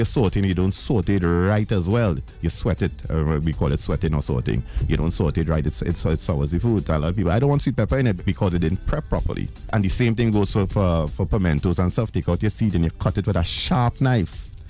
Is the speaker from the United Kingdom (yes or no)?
no; Trinidad & Tobago; remember, I came from Trinidad without any kind of nobody knowing me.